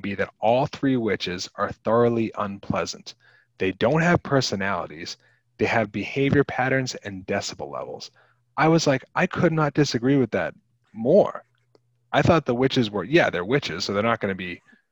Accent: Massachusetts, United States; we are from Massachusetts

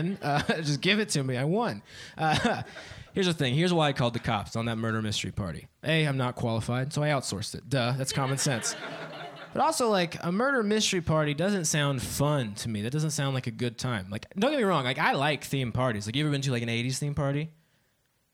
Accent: Dayton, Ohio, United States; now in Columbus, United States; I'm actually from Dayton, Ohio. You know that place you've heard on the news a lot recently? I'm from there.

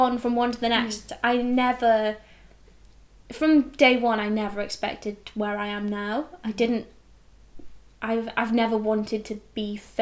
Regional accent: Wales, United Kingdom; I come from Wales

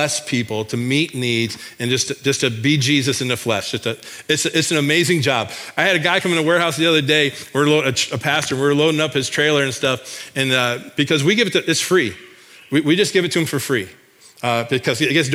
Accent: Michigan, United States; now in Iowa, United States; back in my home state of Michigan

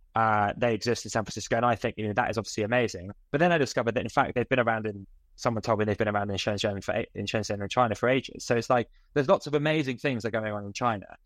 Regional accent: United Kingdom; as a British person

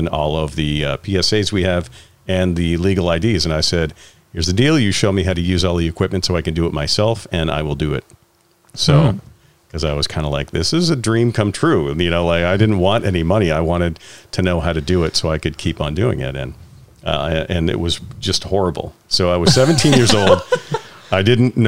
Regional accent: Richmond, Vermont, United States; I grew up in Richmond, Vermont

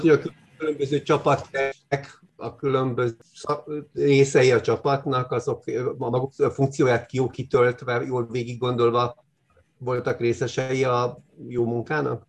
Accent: Hungary

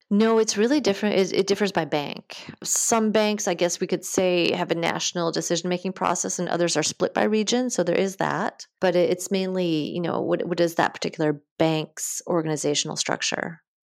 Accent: Wisconsin, United States; moved away as an adult; also born or lived in Minneapolis, Minnesota; now in France; I grew up in Wisconsin, in a small town just north of Madison.

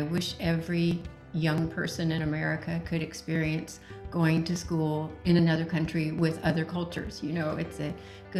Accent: Indiana, United States; moved away as an adult; also born or lived in Singapore; I grew up in Indiana, hadn't been overseas until I married this guy.

